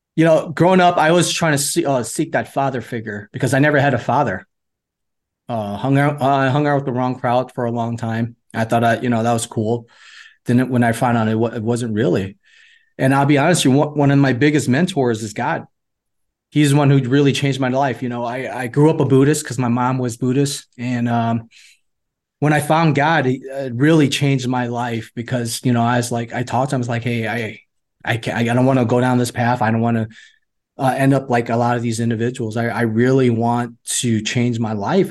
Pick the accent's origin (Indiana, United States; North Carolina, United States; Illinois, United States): Illinois, United States; Chicago; also born or lived in Vietnam; I grew up in the inner cities of Chicago. Uh, for the uh, majority of my uh, youth to my teens